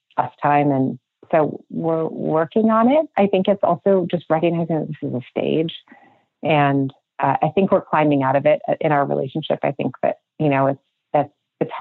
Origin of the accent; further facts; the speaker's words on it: Minnesota, United States; moved away as an adult; also born or lived in Manhattan; now in Idaho, United States; I grew up in Minnesota. Yeah, Andrea and I were best friends from growing up in Minnesota